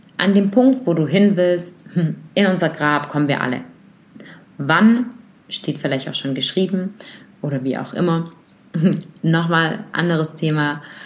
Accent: Germany; bei uns in Deutschland

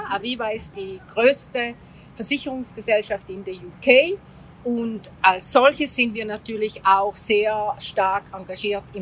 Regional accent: Greece; im Süden, wo ich ja als Griechin herkomme

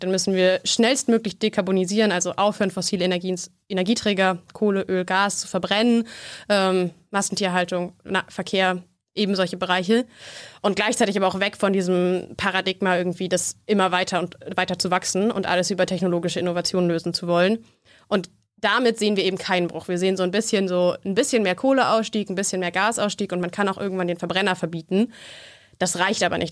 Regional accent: Berlin, Germany; ich komme aus Berlin

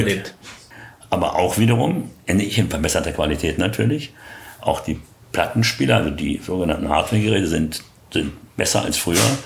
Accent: Berlin, Germany; moved away as an adult; Ich bin ja in Berlin geboren, hier groß geworden und bin mit 40 Jahren dann weggezogen

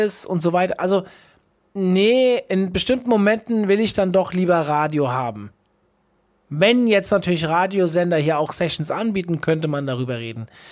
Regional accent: Hesse, Germany; ich bin ja aus Hessen

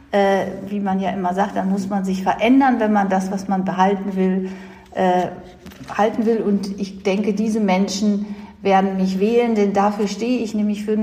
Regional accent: North Rhine-Westphalia, Germany; Also ich komme aus dem Kreis Mettmann und das ist der dicht besiedelste Kreis Deutschlands.

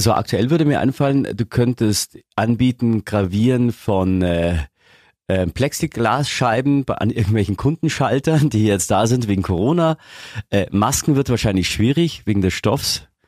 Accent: Augsburg, Bavaria, Germany; wir Augsburger

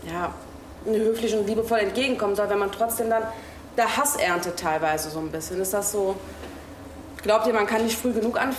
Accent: Turkey; Nee, ich bin Türke.

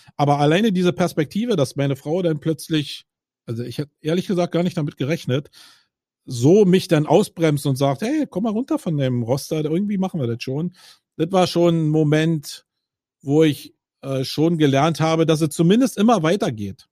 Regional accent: Berlin, Germany; ich bin Berliner

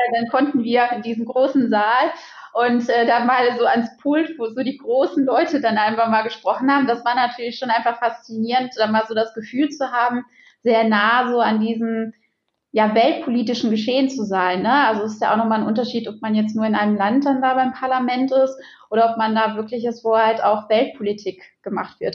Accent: Xanten, North Rhine-Westphalia, Germany; also born or lived in Düsseldorf; also ich bin ja in Xanten groß geworden

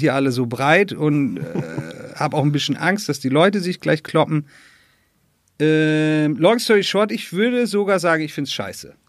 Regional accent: Northern Germany, Germany; moved away; ich komme aus Norddeutschland

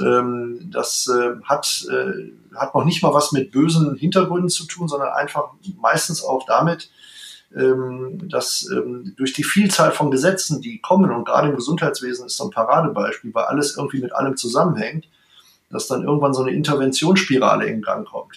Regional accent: Mülheim an der Ruhr, North Rhine-Westphalia, Germany; moved away as an adult; also born or lived in Bonn; now in Berlin, Germany; wir stammen beide aus Mülheim an der Ruhr

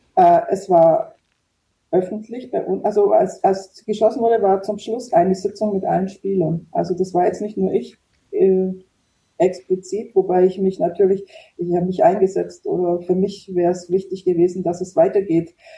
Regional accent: Germany; ich war eben aus der Nähe Ulm

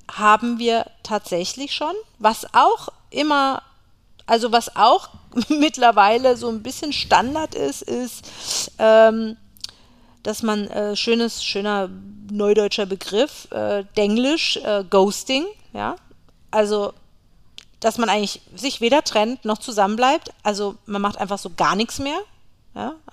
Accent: Berlin, Germany; Ja, ist ja eh meine

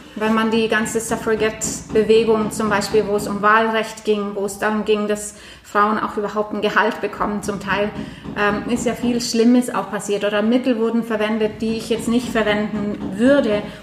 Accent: Norway; now in Germany; Ich komme aus Norwegen

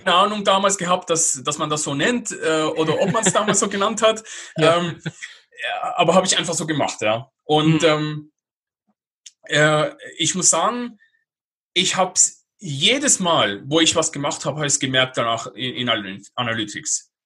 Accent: Basel, Basel-Stadt, Switzerland; moved away as an adult; meine Heimatstadt, über Basel

